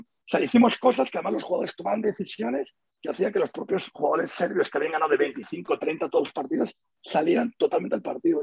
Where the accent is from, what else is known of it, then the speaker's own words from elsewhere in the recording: Seville, Andalusia, Spain; now in Madrid, Spain; yo vivo en Madrid, soy sevillano y seguiré sevillano ahí a muerte, ¿no? Pero también soy madrileño de adopción